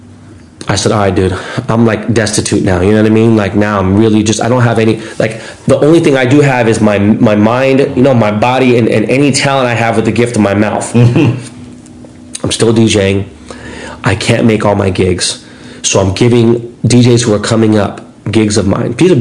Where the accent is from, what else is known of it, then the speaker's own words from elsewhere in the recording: Los Angeles, California, United States; I'm an LA kid